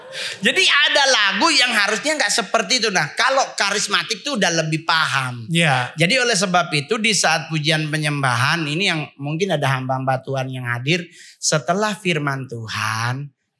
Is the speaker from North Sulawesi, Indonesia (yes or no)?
yes; Manado, North Sulawesi, Indonesia; moved away as an adult; now in Jakarta, Indonesia; Saya sebagai orang Manado